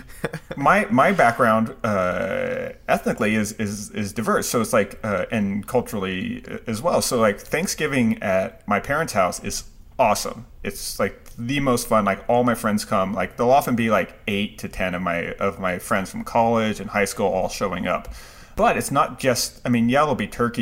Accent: United States; my last name may be ethnically Japanese doesn't mean I'm not American

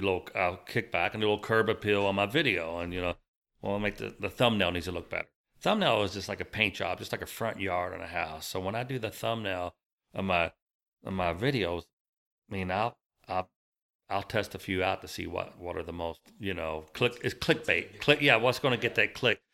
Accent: Bullitt County, Kentucky, United States; also born or lived in Louisville, Kentucky; Louisville, Kentucky, I was raised in Bullock County until I was about twenty.

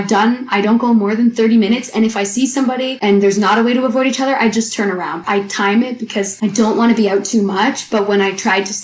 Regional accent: Canada; moved away; I'm Canadian, so we say our A's a little differently

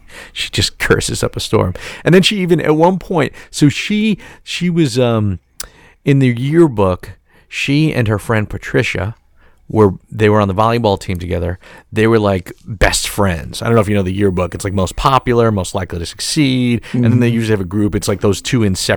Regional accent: New York City, New York, United States; I'm from Staten Island

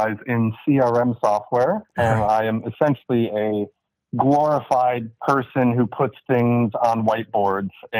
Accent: Batavia, Illinois, United States; moved away as an adult; also born or lived in Washington, D.C.; now in Australia; I grew up in a little suburb, safe suburb outside of Chicago, Illinois, known as Batavia.

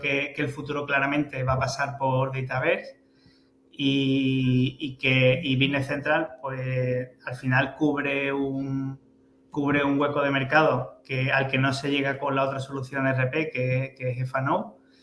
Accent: El Puerto de Santa María, Andalusia, Spain; soy muy de mi tierra

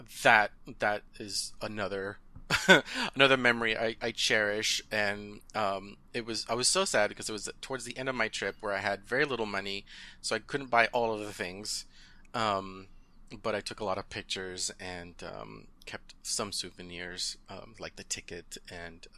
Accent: Southern California, United States; first language Spanish; English is a second language; Southern California, and I finished high school there

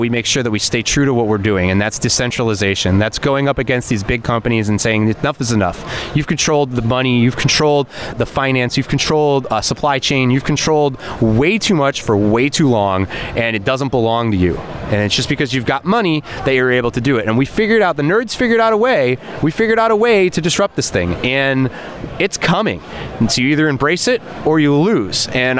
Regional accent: Las Vegas, Nevada, United States; So just so you guys know, I'm from Vegas, not Miami.

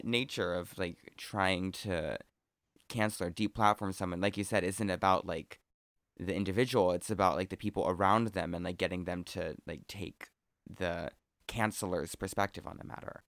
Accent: Oregon, United States; I'm from Oregon

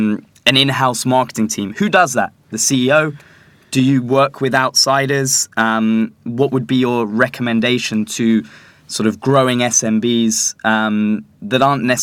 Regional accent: London, United Kingdom; born or raised there

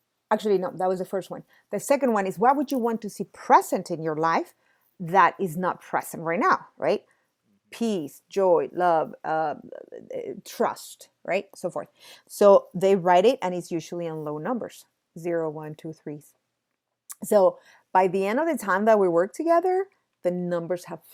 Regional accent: Mexico City, Mexico; I'm from Mexico City. Mexico City, we get earthquakes usually in September

